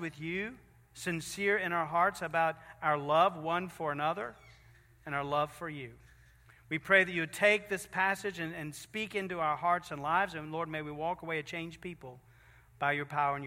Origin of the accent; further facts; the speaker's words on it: Virginia, United States; we're from Virginia